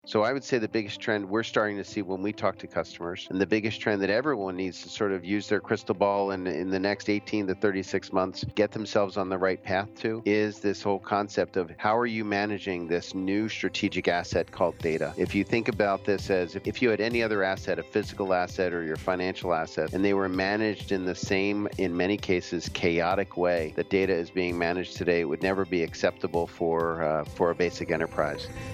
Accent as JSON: {"language": "English", "area": "outside of Philadelphia", "region": "Pennsylvania", "country": "United States", "tie": "born or raised there", "said": "I grew up mostly outside of Philadelphia"}